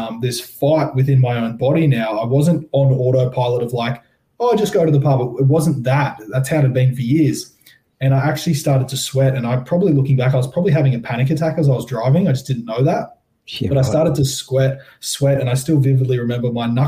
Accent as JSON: {"language": "English", "town": "Sydney", "region": "New South Wales", "country": "Australia", "tie": "born or raised there", "said": "I grew up in Tamarama Beach in the heart of the eastern suburbs in Sydney, New South Wales"}